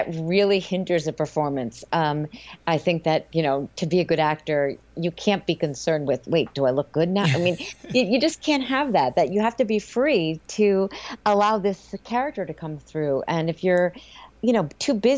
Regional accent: East Coast, United States; moved away as an adult; now in Los Angeles, United States; I'm from the East Coast

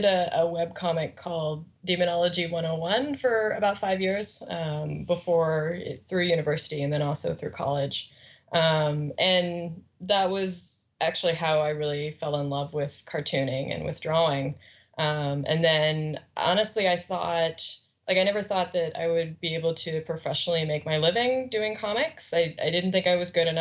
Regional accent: Canada; I'm Canadian

